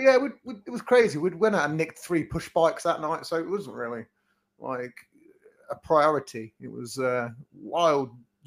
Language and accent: English; England, United Kingdom; as English twats.